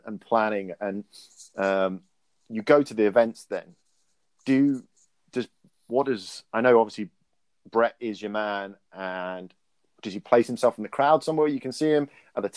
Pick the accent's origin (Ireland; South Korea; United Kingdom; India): Ireland; moved away; I come from Ireland. My family are still over there.